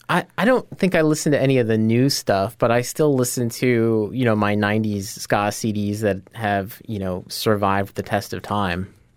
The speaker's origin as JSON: {"language": "English", "town": "Scranton", "region": "Pennsylvania", "country": "United States", "tie": "born or raised there", "said": "I'm from Scranton. I, I grew up there"}